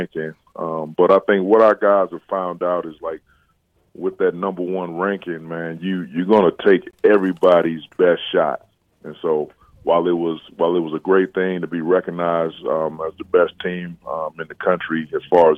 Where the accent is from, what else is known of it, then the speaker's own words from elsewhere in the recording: East Chicago, Indiana, United States; moved away as an adult; also born or lived in Gary, Indiana / West Lafayette, Indiana; I was born in Gary, raised in East Chicago, and went to school in Gary my entire life before going to high school at Andran.